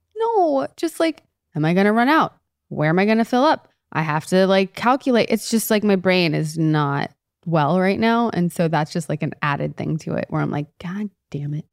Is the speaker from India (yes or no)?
no; Canada; moved away; All my years in Canada during the winter, I didn't have to drive in that growing up.